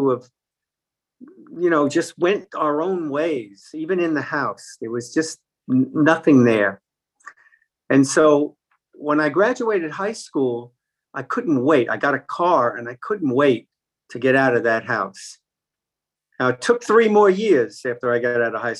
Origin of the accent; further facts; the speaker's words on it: New York City, New York, United States; I grew up in Brooklyn, New York